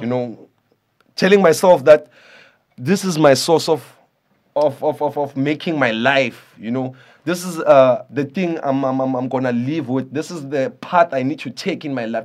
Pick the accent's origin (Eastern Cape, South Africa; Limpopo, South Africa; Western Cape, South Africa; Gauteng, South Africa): Gauteng, South Africa; Soweto; I'm from Soweto